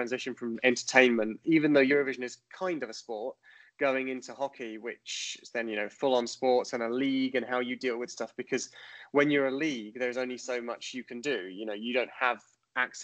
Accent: Rochester, South East England, United Kingdom; I grew up in North Kent, so like Raynham, Rochester area, watching Medway

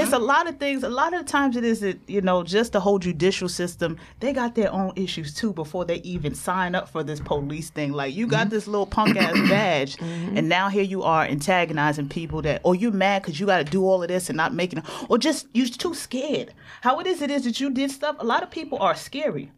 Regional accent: New York City, New York, United States; Me growing up in Jamaica, Queens

